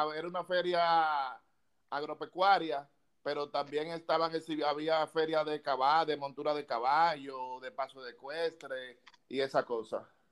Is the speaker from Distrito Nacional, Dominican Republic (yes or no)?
yes; Santo Domingo, Distrito Nacional, Dominican Republic; also born or lived in Villa Juana, Santo Domingo; Yo nací en Villa Consuelo.